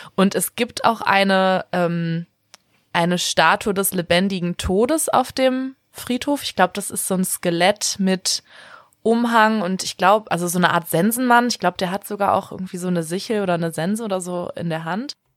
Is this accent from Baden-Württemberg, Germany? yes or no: no; Bremen, Germany; weil ich ja auch in Bremen groß geworden bin